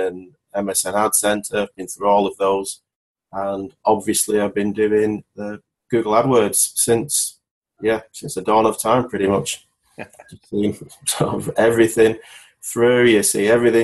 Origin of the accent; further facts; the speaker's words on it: Wigan, North West England, United Kingdom; I'm from Wigan, near Manchester